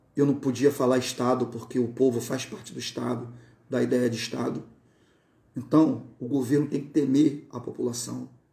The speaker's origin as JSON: {"language": "Portuguese", "town": "Campos dos Goytacazes", "region": "Rio de Janeiro", "country": "Brazil", "moved": "as an adult", "lives_now": "Cabo Frio, Brazil", "said": "Eu sou de Campos, Goitacazes, no estado do Rio de Janeiro"}